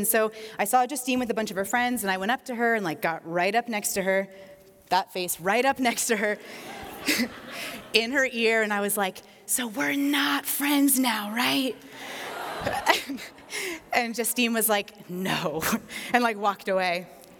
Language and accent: English; East Coast, United States; I grew up on the East Coast. My family moved around a lot.